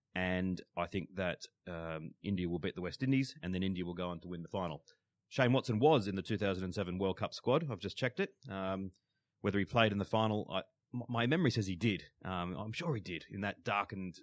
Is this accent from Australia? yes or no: yes; Australia; as an Australian